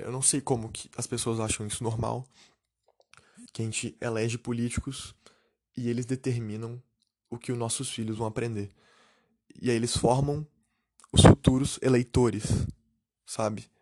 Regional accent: Brazil; now in Canada

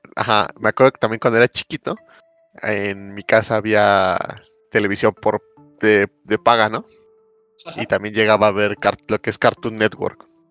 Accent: Mexico; yo cuando era chico, eh, aquí en México

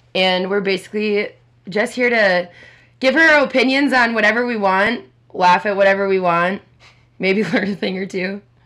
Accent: Minneapolis, Minnesota, United States; also born or lived in Richfield, Minnesota; I'm uh, 27 years old, born and raised in Minneapolis, Minnesota

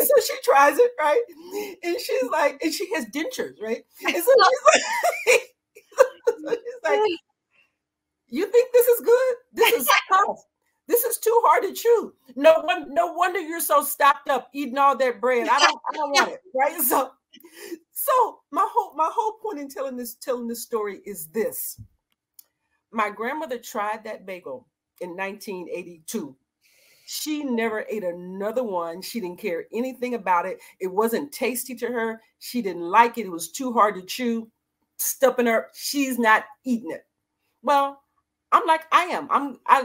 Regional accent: the South, United States; moved away as an adult; also born or lived in Dallas; now in Annapolis, United States; I grew up in the 60s in the desegregating South in a small Southern country town

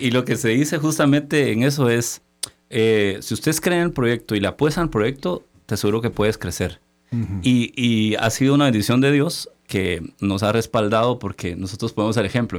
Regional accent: Chiquimula, Guatemala; moved away as an adult; also born or lived in Guatemala City; somos del interior del país, venimos de Chiquimula

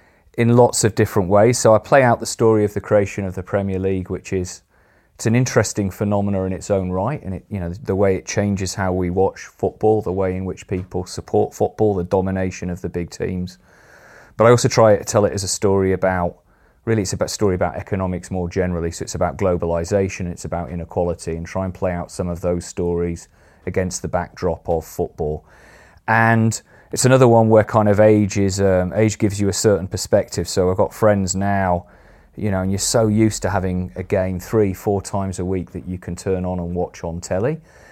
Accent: Sheffield, Yorkshire and the Humber, United Kingdom; I grew up in Sheffield, which obviously is not a mining town

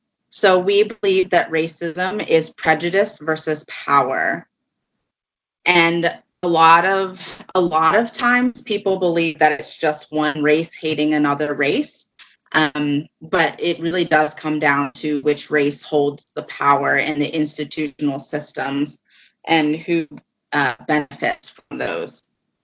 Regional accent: Mercersburg, Pennsylvania, United States; I grew up in the United Methodist Church. I grew up on a farm in a small town called Mercersburg, Pennsylvania, in Franklin County.

